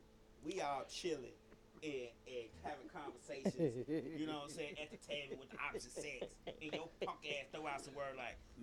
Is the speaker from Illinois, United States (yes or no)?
yes; Chicago, Illinois, United States; I'm from Chicago